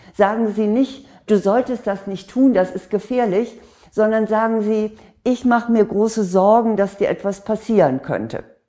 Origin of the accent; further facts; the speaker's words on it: Northern Germany, Germany; bei uns in Norddeutschland